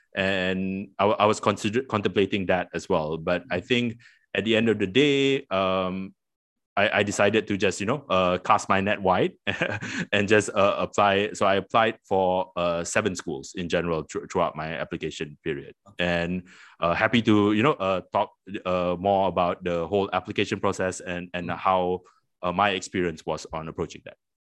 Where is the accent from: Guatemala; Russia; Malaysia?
Malaysia; Petaling Jaya, Selangor; also born or lived in Queensland, Australia; I I grew up in Petaling Jaya.